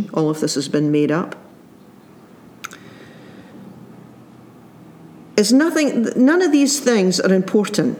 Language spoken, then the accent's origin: English; Scotland, United Kingdom; as a child growing up in the Presbyterian Church in Scotland